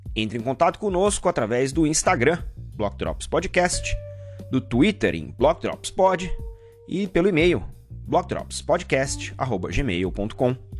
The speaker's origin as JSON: {"language": "Portuguese", "country": "Brazil", "moved": "as an adult", "said": "Mesmo sendo brasileiro, mesmo trabalhando no mercado financeiro há 20 e tralala anos"}